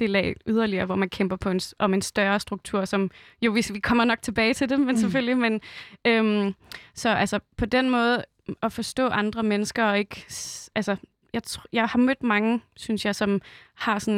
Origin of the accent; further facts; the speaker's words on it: Roskilde, Zealand, Denmark; jeg er også selv fra Roskilde